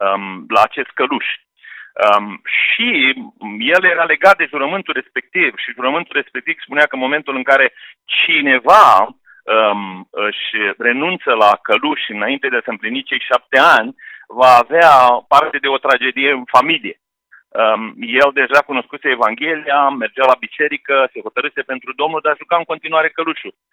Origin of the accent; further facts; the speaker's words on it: Oltenia, Romania; now in Slatina, Romania; regiunea de unde sunt eu, unde am crescut și unde m-am născut și am crescut